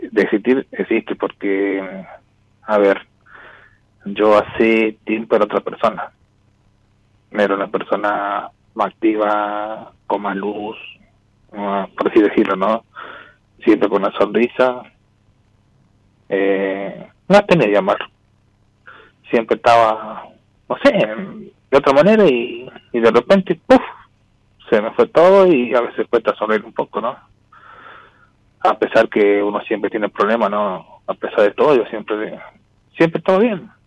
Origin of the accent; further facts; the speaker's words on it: Salta, Argentina; Yo sí de Salta.